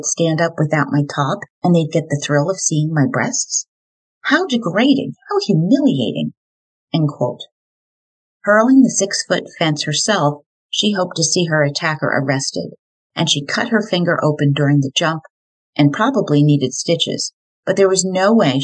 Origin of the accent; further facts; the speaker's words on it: New Jersey, United States; my home state, New Jersey